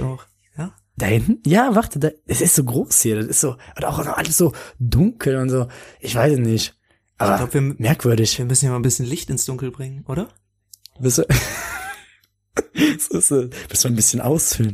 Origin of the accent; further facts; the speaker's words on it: Bonn, North Rhine-Westphalia, Germany; meiner Heimatstadt Bonn, aus der ich komme, in der ich gerade wohne.